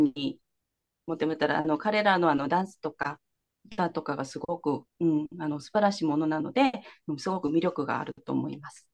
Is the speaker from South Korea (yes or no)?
yes; South Korea; Japanese is a second language; moved away as an adult; also born or lived in Kansai, Japan; now in Japan; 韓国生まれ育ち